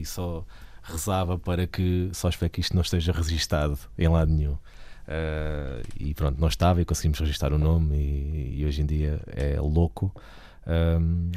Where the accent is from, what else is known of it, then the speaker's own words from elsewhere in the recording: Portugal; nós ainda temos muitas regiões no país que têm identidade